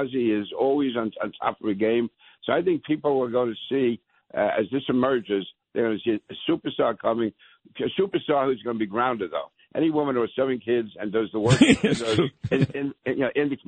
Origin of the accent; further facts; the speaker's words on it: New York City, New York, United States; also born or lived in Manhattan / Brooklyn; I was born in Manhattan, raised in Queens, went to school in Brooklyn. I consider myself a diehard New Yorker.